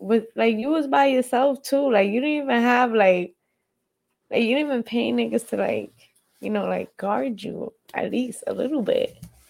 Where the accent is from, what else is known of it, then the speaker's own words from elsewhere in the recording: New York, United States; moved away; Yeah, we got out of New York, even though, you know, we're from New York.